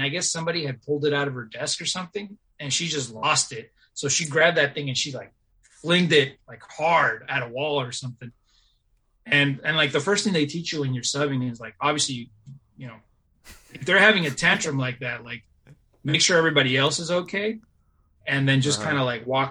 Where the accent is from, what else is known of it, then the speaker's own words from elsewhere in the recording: Bay Area, California, United States; also born or lived in Davis; Like I grew up in the Bay Area, public school, low incomes